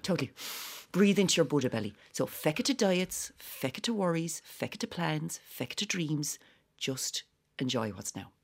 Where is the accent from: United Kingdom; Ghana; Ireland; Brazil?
Ireland; Whitechurch; we're both from White Church Village